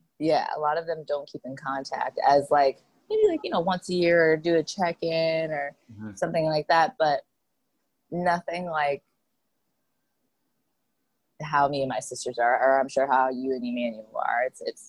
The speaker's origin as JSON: {"language": "English", "town": "Fussa", "region": "Tokyo", "country": "Japan", "tie": "born or raised there", "said": "Yeah, Fusa. Yep, born and raised in Fusa, Japan. And I was actually born off base"}